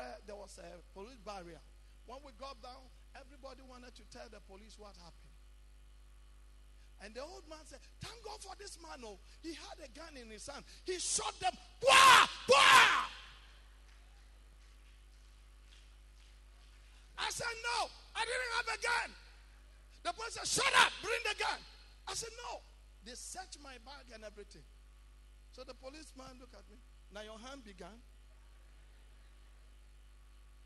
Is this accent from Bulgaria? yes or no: no; Ghana; Being a Ghanaian